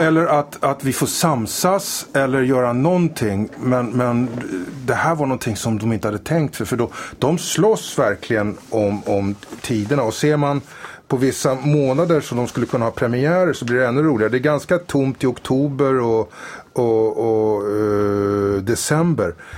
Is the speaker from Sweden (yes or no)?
no; France; moved away; När jag var ung och bodde i Frankrike